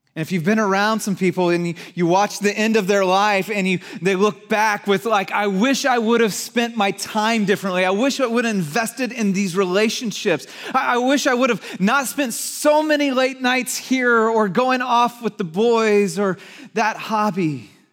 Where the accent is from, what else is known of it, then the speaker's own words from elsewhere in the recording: Santa Cruz, California, United States; moved away; I grew up in Santa Cruz